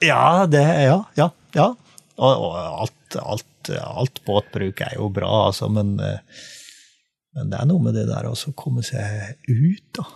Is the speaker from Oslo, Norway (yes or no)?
no; Trøndelag, Norway; now in Sørlandet, Norway; som trønder, eh, eksiltrønder, da, siden jeg bor på Sørlandet